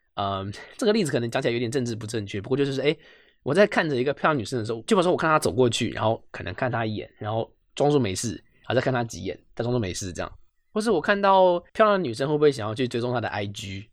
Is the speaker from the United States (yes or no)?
no; Taipei, Taiwan; 我就是一个台北人